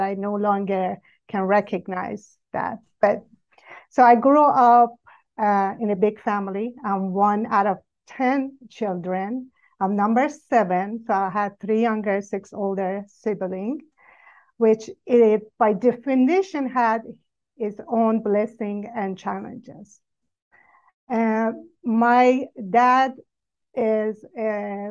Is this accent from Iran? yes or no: yes; Iran; I grew up in Iran, and majority are Muslim